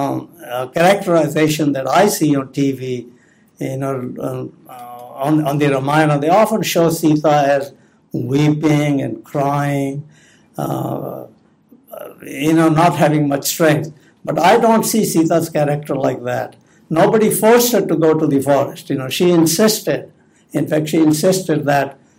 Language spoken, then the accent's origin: English; Punjab, India; I grew up in North India in the state of Punjab.